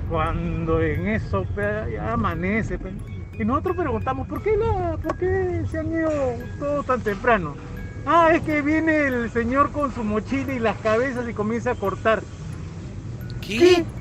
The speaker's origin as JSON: {"language": "Spanish", "region": "Lima", "country": "Peru", "said": "No, somos de Lima, estamos yendo a Matucana"}